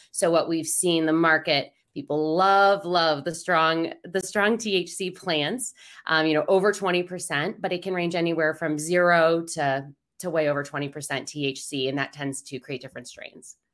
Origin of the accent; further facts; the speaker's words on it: Denver, Colorado, United States; I'm from Denver